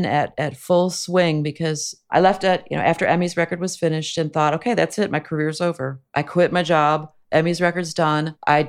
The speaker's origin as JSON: {"language": "English", "country": "Canada", "lives_now": "United States", "said": "I don't need health insurance. I'm Canadian. In Canada, it's paid for."}